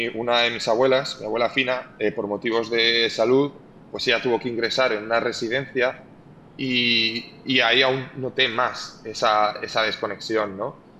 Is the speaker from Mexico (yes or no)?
no; Spain; moved away; also born or lived in Valencia / United States; crecí en un pueblo muy pequeño del interior